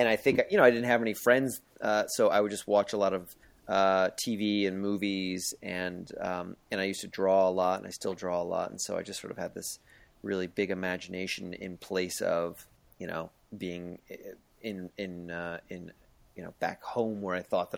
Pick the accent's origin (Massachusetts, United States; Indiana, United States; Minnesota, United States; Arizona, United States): Massachusetts, United States; Fall River; born there; also born or lived in Portsmouth, Rhode Island / Boca Raton, Florida; I was born in Fall River, Massachusetts, and then we moved to Rhode Island. Portsmouth, Rhode Island, and then we migrated all the way to Big Bad Beautiful Boca Raton, Florida.